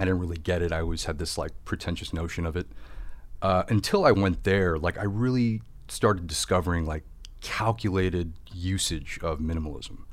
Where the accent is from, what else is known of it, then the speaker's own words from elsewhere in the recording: Indiana, United States; moved away as an adult; now in Los Angeles, United States; I grew up in the Midwest